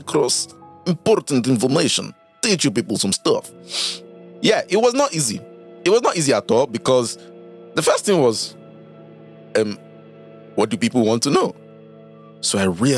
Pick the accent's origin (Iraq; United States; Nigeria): Nigeria; as a Nigerian